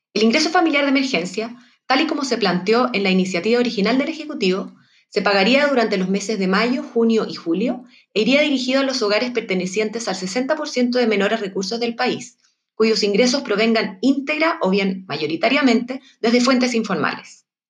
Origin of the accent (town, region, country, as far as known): Chile